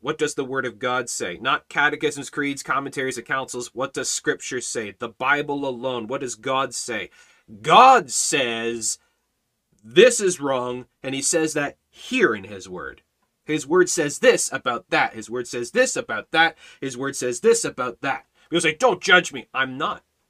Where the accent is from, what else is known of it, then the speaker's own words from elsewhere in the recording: Canada; as a Canadian, as a citizen of Canada